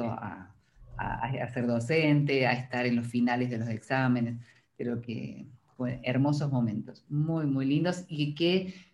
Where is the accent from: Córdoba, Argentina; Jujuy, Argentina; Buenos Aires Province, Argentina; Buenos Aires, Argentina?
Córdoba, Argentina; accent: Cordobese tonada; nosotros en Córdoba, ese, ese, es otro para que busquen, para que googleen, tenemos una tonada, eh, muy graciosa, los cordobeses tenemos una tonada muy arrastrada, que hablamos todo así, y en mi caso no se nota